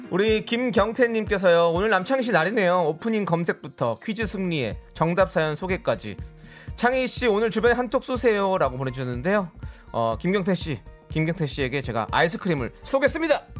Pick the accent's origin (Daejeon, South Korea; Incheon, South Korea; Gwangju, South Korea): Incheon, South Korea; 저의 고향 인천에